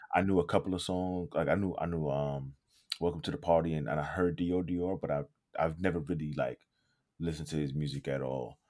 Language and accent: English; New York City, New York, United States; moved away; when I was growing up in, growing up in New York, it didn't grow us up fast